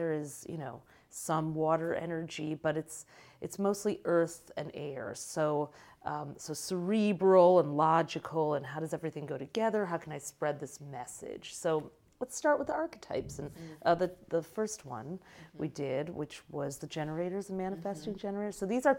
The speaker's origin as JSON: {"language": "English", "region": "Michigan", "country": "United States", "moved": "yes", "said": "I came from Michigan."}